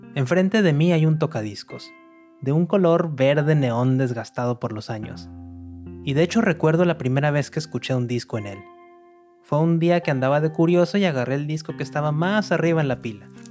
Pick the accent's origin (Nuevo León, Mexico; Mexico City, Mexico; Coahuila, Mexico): Nuevo León, Mexico; Monterrey; now in New York, United States; Nací en Monterrey, al noreste de México, y hace varios años que me fui a vivir a Nueva York